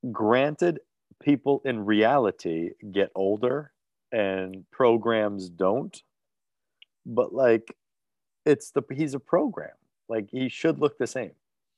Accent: New Jersey, United States; I'm from Jersey.

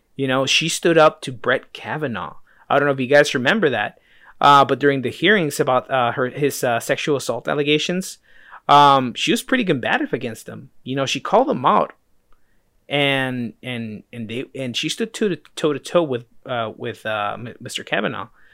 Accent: United States; I was born here in the States

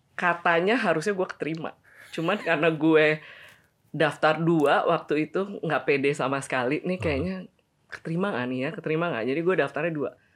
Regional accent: Bandung, West Java, Indonesia; also born or lived in Cirebon; dari Cirebon terus ke Bandung. Meskipun gue lahir di Bandung

